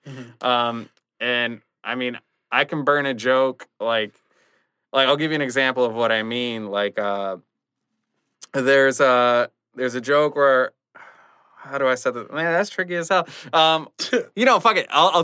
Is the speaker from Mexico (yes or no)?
yes; Ixtapan de la Sal, State of Mexico, Mexico; born there; So I was born in Ixtapan de la Sal.